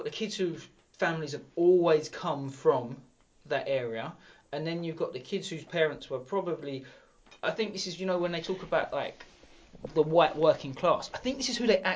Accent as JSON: {"language": "English", "town": "Sidcup", "region": "London", "country": "United Kingdom", "tie": "born or raised there", "also_born_or_lived": "Eltham", "said": "I grew up Sidcup, went to school in Eltham"}